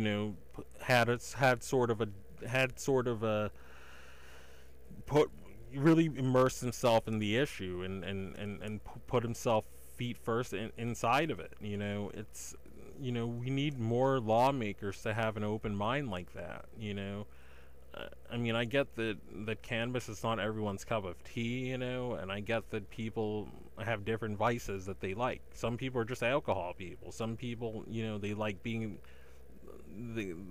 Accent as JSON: {"language": "English", "region": "Massachusetts", "country": "United States", "tie": "born or raised there", "said": "my home state of Massachusetts"}